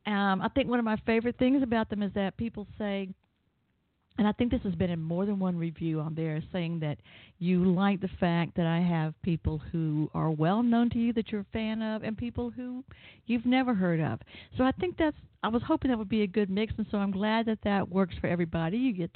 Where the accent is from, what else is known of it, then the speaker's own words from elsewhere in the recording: the South, United States; I'm from the South